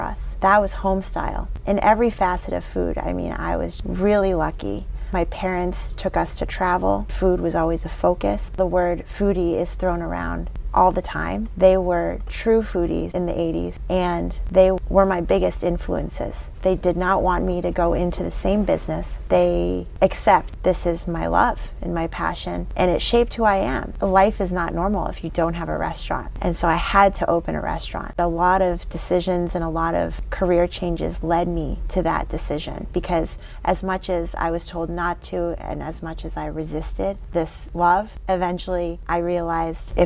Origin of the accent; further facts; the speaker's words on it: Weston, Massachusetts, United States; we grew up in Weston with my father